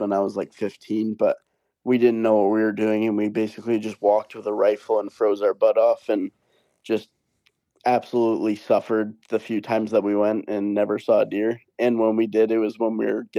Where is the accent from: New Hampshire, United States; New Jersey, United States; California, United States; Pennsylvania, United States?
New Hampshire, United States; Brookline; I grew up in a small town called Brookline, New Hampshire.